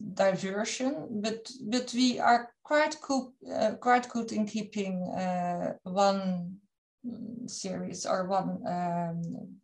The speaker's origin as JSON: {"language": "English", "country": "Netherlands", "said": "I'm from the Netherlands"}